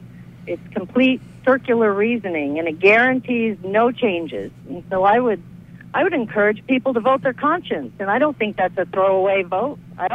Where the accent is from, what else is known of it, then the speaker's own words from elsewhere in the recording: United States; But I'm an American who tells the truth.